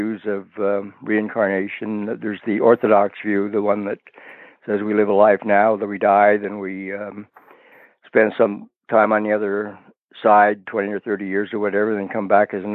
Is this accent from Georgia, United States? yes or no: no; San Francisco, California, United States; moved away as an adult; also born or lived in Oregon; now in Kailua, United States; I'm from the San Francisco area originally, but I moved here in my early 30s